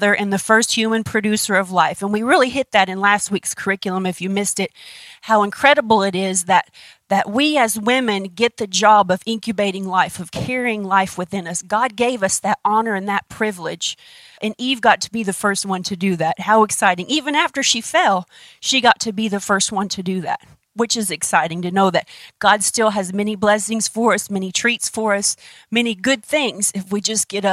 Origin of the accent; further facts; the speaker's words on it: United States; we're American